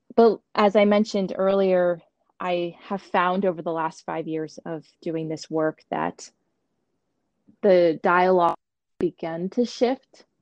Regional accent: Montgomery, United States; I grew up in Montgomery

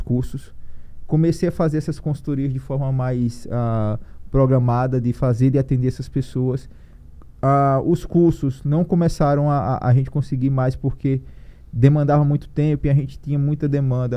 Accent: Piranhas, Alagoas, Brazil; also born or lived in Maceió; lá onde eu, eu, eu, nasci, que é próximo de Piranhas, onde tem os, os cânions de São Francisco

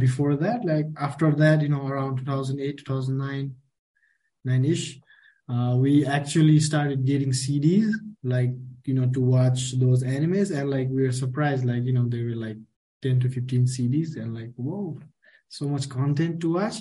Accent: Nepal; also born or lived in Kathmandu; I'm from Nepal, and you know, I work with Jio. I live in here in Kathmandu

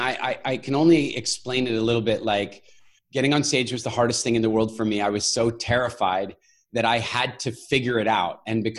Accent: Canada; also born or lived in South Africa / Cork, Ireland; You know, I'm a South African born, Canadian raised, global citizen that's lived all over the world, including in, as I mentioned, in Cork, Ireland

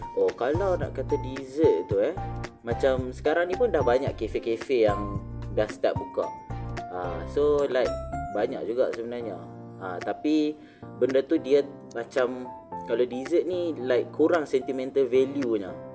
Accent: Malaysia; kita sebagai rakyat Malaysia

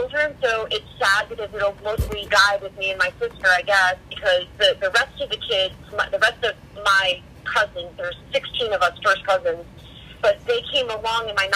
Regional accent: Greenwich, Connecticut, United States; Born and raised in Greenwich, Connecticut

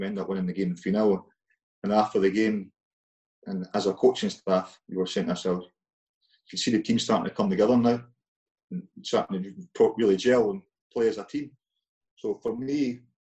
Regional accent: Penicuik, Scotland, United Kingdom; growing up in Pennycook

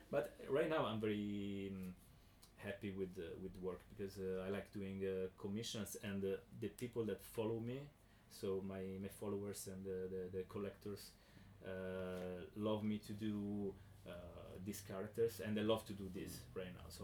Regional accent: Southern Italy, Italy; English is a second language; I grew up in South Italy

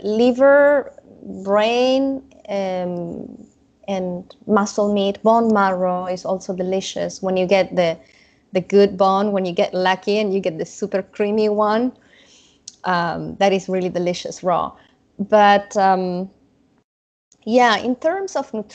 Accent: Italy; moved away; I didn't grow up eating raw meat, even if I grew up in Italy and they are big fans of carpaccio

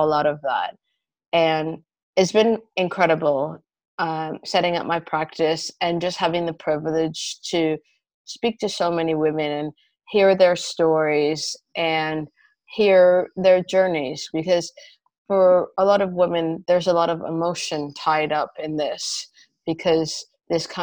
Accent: Canada; moved away as an adult; also born or lived in United Kingdom; now in London, United Kingdom; I'm originally Canadian, and I've been living in the UK for about 15 years

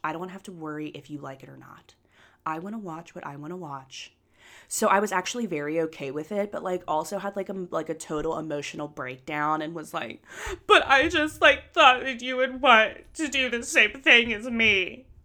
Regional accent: Anderson Township, Ohio, United States; growing up in Anderson

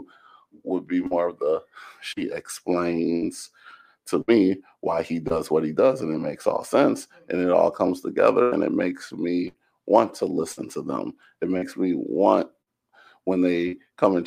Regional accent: Zion, Illinois, United States; growing up in Zion at the time I did

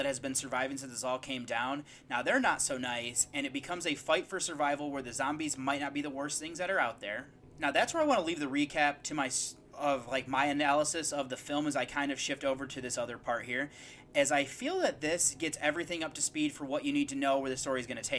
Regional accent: United States; I'm from the United States

